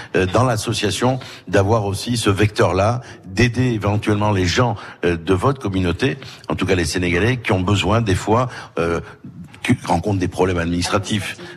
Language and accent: French; Corsica, France; chez nous en Corse